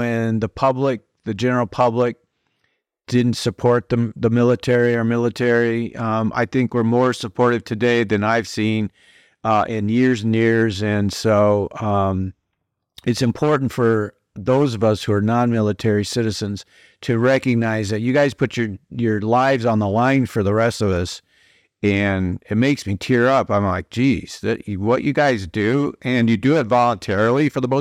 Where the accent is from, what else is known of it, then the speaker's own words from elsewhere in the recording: Iowa, United States; now in Tennessee, United States; I'm from Iowa in the Midwest originally